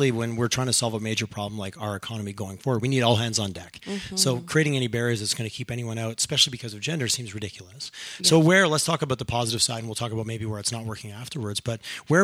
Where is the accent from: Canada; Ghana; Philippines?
Canada; Eastern Canada; now in Western Canada; I moved here from the East